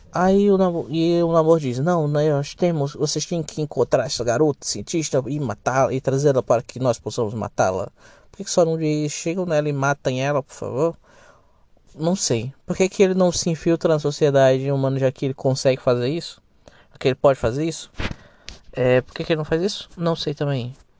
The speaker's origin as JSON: {"language": "Portuguese", "country": "Brazil", "said": "Sou brasileiro"}